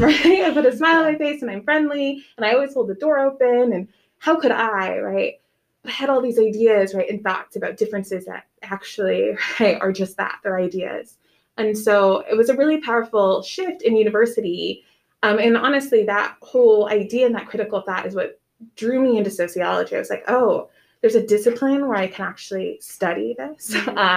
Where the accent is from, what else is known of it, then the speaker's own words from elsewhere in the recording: Nebraska, United States; moved away as an adult; now in Macon, United States; I was born and raised in Nebraska. We did not move around